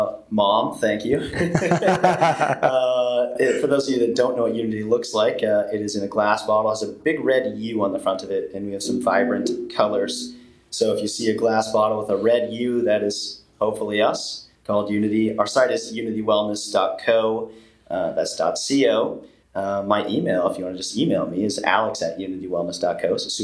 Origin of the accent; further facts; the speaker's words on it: Midwest, United States; It's probably the farming upbringing, man. I got to say, like, yeah. there's something to be said about growing up in the Midwest or, you know, Amish with humble beginnings.